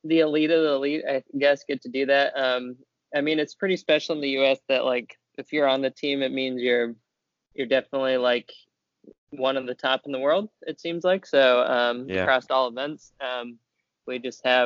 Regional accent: Indiana, United States; I'm from Indiana where it's pretty humid in the summer

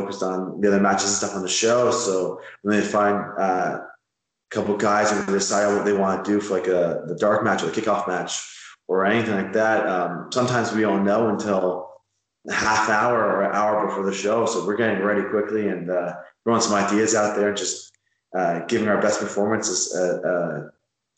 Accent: Hamilton, Ontario, Canada; I'm from Hamilton, which is just outside Toronto

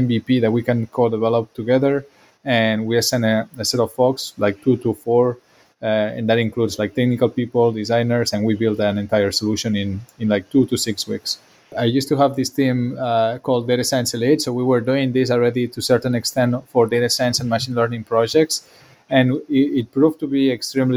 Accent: Barcelona, Catalonia, Spain; English is a second language; moved away as an adult; also born or lived in Belgium / France; now in Bay Area, United States; I'm from Barcelona

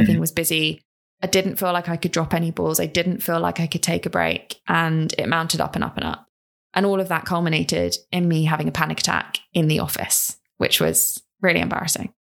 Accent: London, United Kingdom; also born or lived in Ipswich; I grew up in South London, uh, with my mum and my brother, really small family, and I went to a local primary school

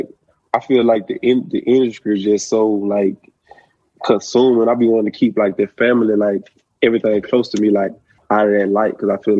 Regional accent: Alabama, United States; now in Mississippi, United States; No, I'm not from here. I'm from Alabama.

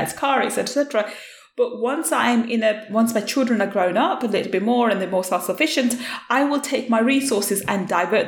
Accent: United Kingdom; as a British Asian young woman growing up, In UK, I was born in UK and I was brought up in UK

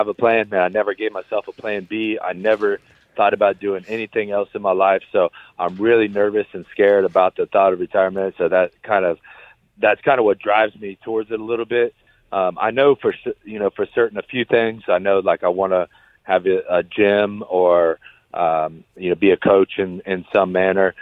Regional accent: Ohio, United States; we're both from Ohio

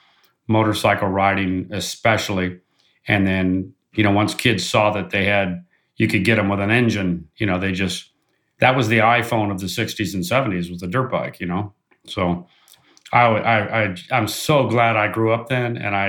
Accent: Orange County, Southern California, United States; moved away as an adult; also born or lived in Pennsylvania; now in Georgia, United States; I was born and raised in Southern California and grew up in Orange County

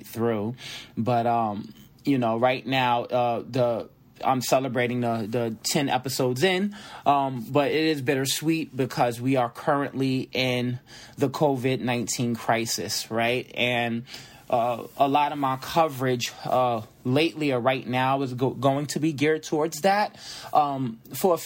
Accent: New York City, New York, United States; moved away; where I was born and raised, I was born in Brooklyn, Kings County Hospital

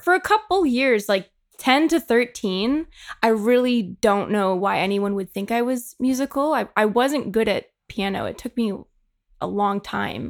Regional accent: Markham, Ontario, Canada; moved away; I'm from Toronto, but I'm actually from a town called Markham

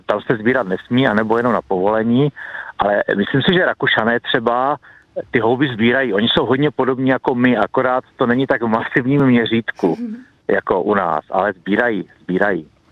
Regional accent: Vsetín, Zlín Region, Czechia; Já osobně jsem vyrůstal v Beskydech

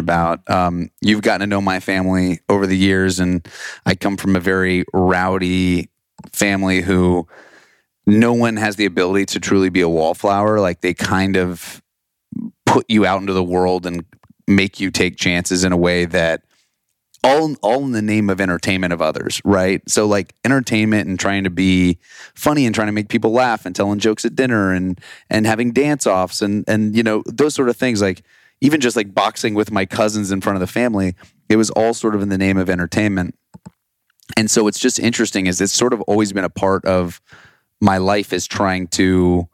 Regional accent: Austin, Texas, United States; growing up in Austin, there was, you know, there was a theater program, it's called Austin Musical Theater

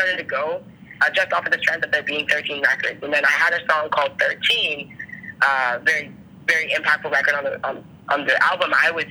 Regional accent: Toronto, Ontario, Canada; now in Brampton, Canada; I grew up in Toronto

